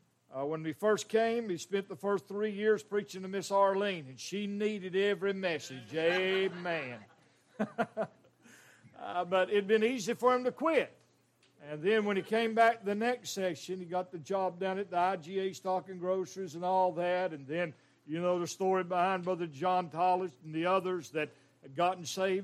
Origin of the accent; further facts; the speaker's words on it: Western North Carolina, United States; He's a mountain boy, raised just a few mountains over where I was raised in Western North Carolina.